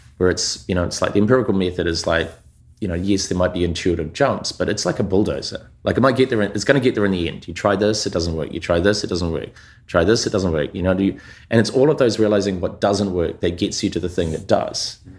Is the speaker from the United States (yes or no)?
no; New Zealand; moved away; I grew up in New Zealand, like, um, Aotearoa, to, you know, first generation immigrants.